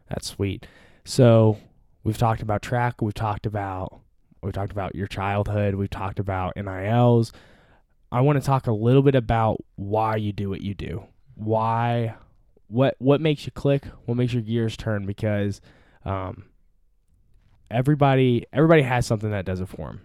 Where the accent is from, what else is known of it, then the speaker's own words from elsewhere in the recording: Fayetteville, Arkansas, United States; I'm from Fayetteville